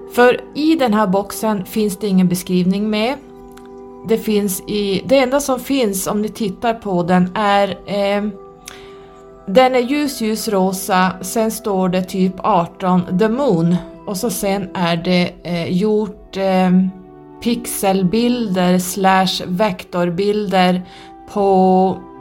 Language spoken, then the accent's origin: Swedish; Norrland, Sweden; accent: northern dialect; min dialekt så jag säger tarot som vi säger här uppe i norr